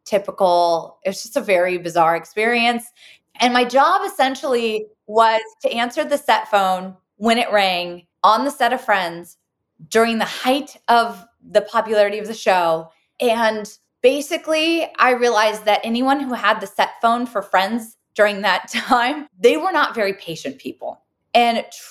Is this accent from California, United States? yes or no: yes; Santa Cruz, California, United States; I grew up in Santa Cruz with three full-time parents